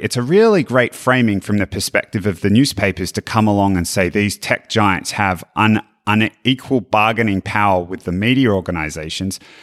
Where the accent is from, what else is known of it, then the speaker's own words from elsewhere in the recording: Australia; as an Australian